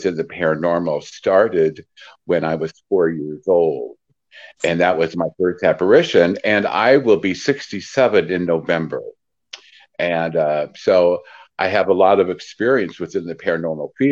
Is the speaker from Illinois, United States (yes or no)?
yes; Peoria, Illinois, United States; I'm from Peoria, Illinois, born and raised there